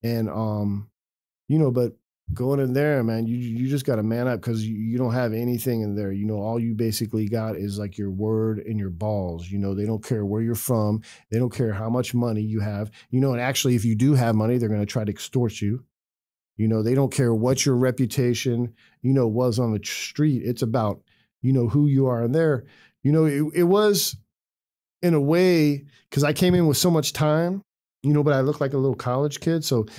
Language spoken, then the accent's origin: English; California, United States; I was born and raised in California. So even though my case was from Virginia, you know, I was like, I'm from California.